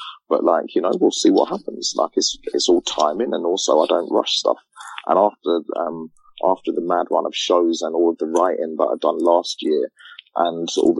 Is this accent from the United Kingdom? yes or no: yes; England, United Kingdom; Growing up in England, being a young black man, yeah, with all the hassle that I have to go through being black in England